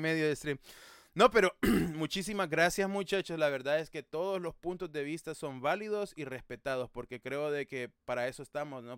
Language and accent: Spanish; El Salvador; como buen salvadoreño